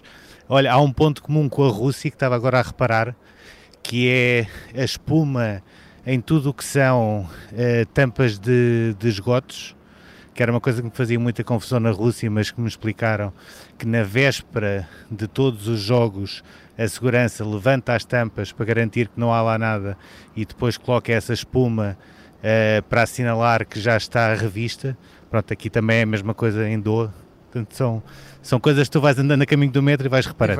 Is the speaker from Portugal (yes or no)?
yes; Portugal